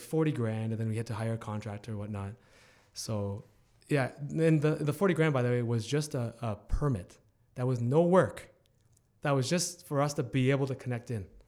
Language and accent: English; Hamilton, Ontario, Canada; I'm born and raised in Hamilton